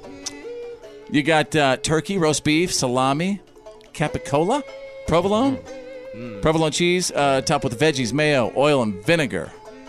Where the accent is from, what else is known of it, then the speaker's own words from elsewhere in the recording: North Texas, United States; when I was growing up in North Texas, we always had our tornado warning drills.